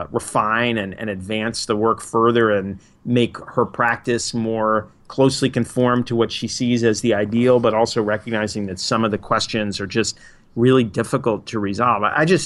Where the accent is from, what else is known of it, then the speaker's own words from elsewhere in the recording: New York, United States; also born or lived in Massachusetts / Minneapolis / Otsego County, New York / Trenton, New Jersey; now in Boston, United States; I grew up in New York, went to college in Western Mass, lived in Minneapolis, in Otsego County, New York, in Trenton, New Jersey, now in Boston.